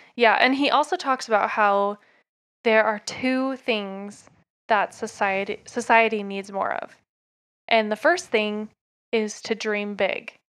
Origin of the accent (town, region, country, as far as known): Oak Grove, Oregon, United States; born or raised there; now in Utah, United States